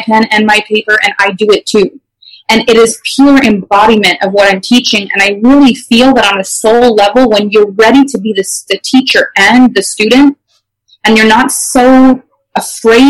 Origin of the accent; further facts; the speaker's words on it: Canada; first language French; English is a second language; I actually am French Canadian, so English is my second language